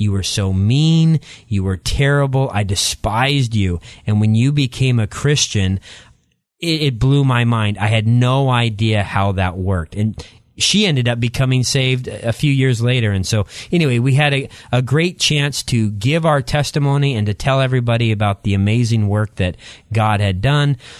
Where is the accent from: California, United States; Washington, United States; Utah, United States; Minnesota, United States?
Washington, United States; Eastern; moved away as an adult; also born or lived in La Grande, Oregon; And so I, I grew up there, then moved across the state line to Eastern Washington and grew up in a small community, um, outside of the Tri-Cities in Eastern Washington